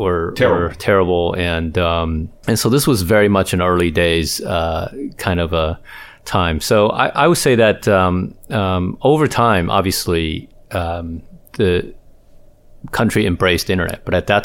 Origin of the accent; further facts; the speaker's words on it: Taiwan; now in United States; Well, you know, I was born and raised in Taiwan, as you well know, Hans. And and since I came to the U.S., I never went back to Asia very often.